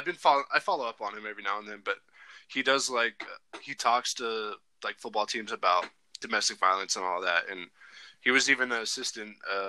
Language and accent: English; Washington, United States; moved away as an adult; now in Dillon, United States; I grew up in Washington, but I'm not going to lie, I love Montana. I've been here for, it's been almost 5 years now